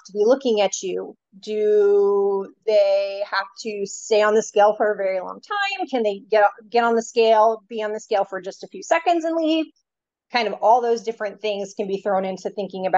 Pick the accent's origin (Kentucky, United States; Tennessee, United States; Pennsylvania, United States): Pennsylvania, United States; Philadelphia; moved away as an adult; also born or lived in Dallas, Texas; now in San Diego, United States; I grew up on the East Coast in the suburbs of Philadelphia